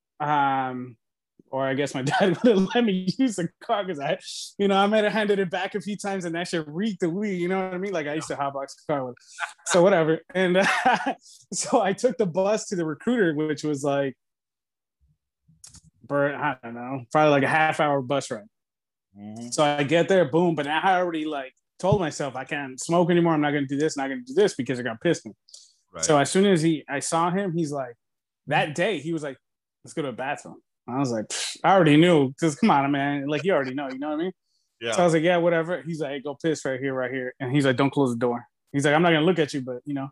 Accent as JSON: {"language": "English", "town": "Los Angeles", "region": "California", "country": "United States", "tie": "born or raised there", "said": "I grew up in San Fernando Valley, 818"}